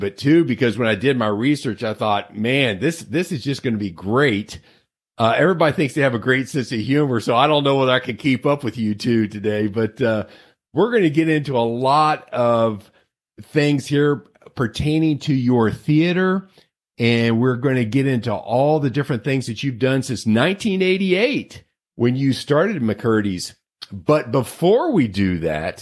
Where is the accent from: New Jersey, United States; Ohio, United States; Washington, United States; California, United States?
Ohio, United States; Southwest; I grew up on a 500-acre farm in Southwest Ohio